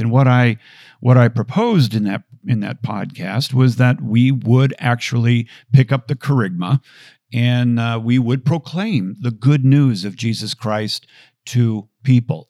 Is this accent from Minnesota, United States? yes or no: yes; Bloomington, Minnesota, United States; growing up in Bloomington, Minnesota